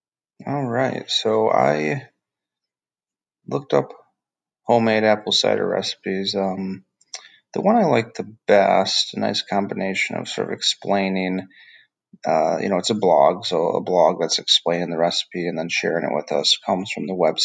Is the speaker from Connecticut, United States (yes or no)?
no; Michigan, United States; now in Georgia, United States; I grew up in Michigan in the Midwest